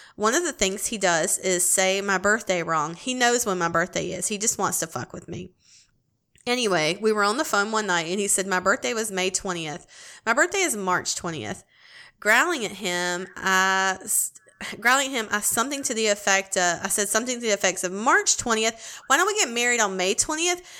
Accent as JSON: {"language": "English", "town": "Greenville", "region": "South Carolina", "country": "United States", "tie": "born or raised there", "said": "Greenville, South Carolina. Dude, that's my hometown"}